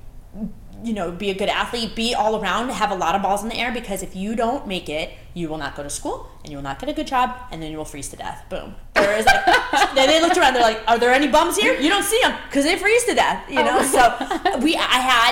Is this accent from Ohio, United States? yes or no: no; Connecticut, United States; I'm from Connecticut. My family's from Connecticut. And I grew up pretty much middle class, or working class, Irish